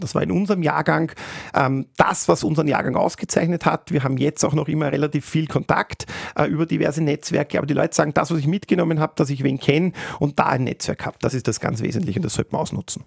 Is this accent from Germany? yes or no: no; Austria; bei uns in Österreich